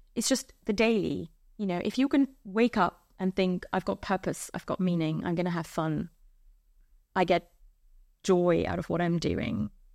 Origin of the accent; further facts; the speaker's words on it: India; moved away; I grew up in India.